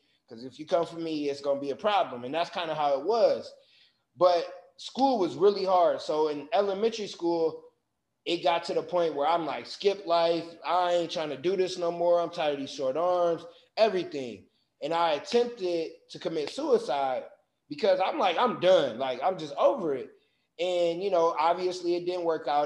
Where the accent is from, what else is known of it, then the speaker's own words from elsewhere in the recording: Michigan City, Indiana, United States; I grew up in Michigan City, Indiana